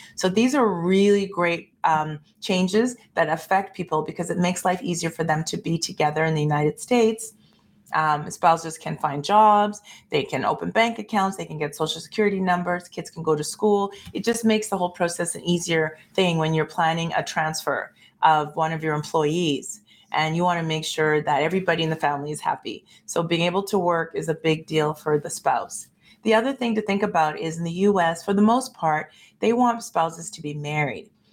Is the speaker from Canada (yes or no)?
yes; Canada; now in Calgary, Canada; being a Canadian